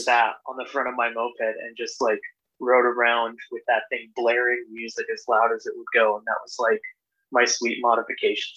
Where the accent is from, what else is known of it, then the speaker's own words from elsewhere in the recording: Norco, California, United States; now in Portland, United States; I grew up in this little home in this little town called Norco, California, in the okay. Inland Empire, um, suburb of a suburb of Orange County